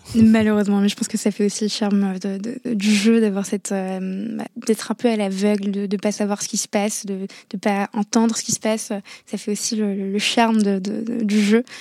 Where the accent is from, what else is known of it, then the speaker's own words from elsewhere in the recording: Morocco; moved away as an adult; also born or lived in Paris; dans un lycée français à l'étranger, euh, parce que je viens du Maroc